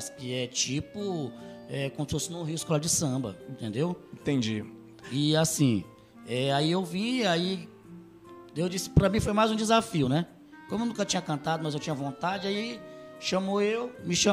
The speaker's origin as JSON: {"language": "Portuguese", "town": "São Luís", "region": "Maranhão", "country": "Brazil", "tie": "born or raised there", "said": "Eles, lá no nosso bairro, lá em São Luís, no bairro do Anil, a gente sempre teve aquela grada"}